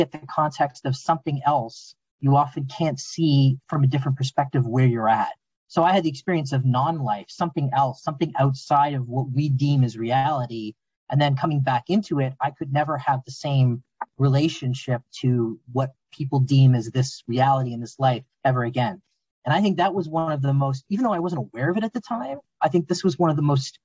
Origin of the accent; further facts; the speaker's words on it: Southern Ontario, Canada; I was raised in Southern Ontario, Canada